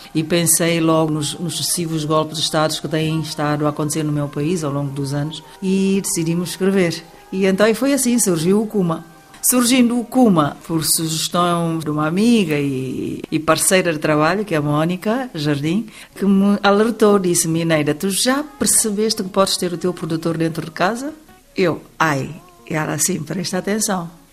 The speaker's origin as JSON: {"language": "Portuguese", "country": "Guinea-Bissau"}